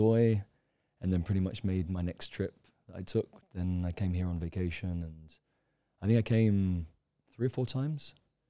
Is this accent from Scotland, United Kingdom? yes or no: no; London, United Kingdom; now in Thailand; I'm from London, UK originally. I came to Thailand originally, I think I was about 17 or 18, I came for vacation.